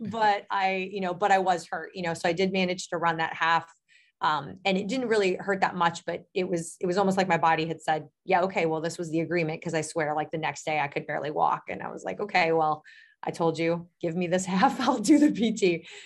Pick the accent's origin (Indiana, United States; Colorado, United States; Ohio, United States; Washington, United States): Ohio, United States; Medina; I am actually, uh, from Medina, Ohio, which is about a half hour south of Cleveland